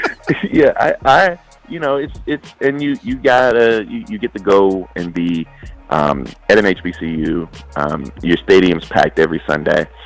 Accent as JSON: {"language": "English", "town": "Orangeburg", "region": "South Carolina", "country": "United States", "tie": "born or raised there", "said": "I grew up in Orangeburg"}